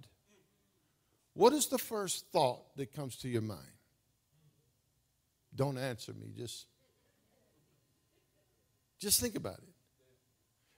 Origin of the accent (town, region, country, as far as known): United States; born or raised there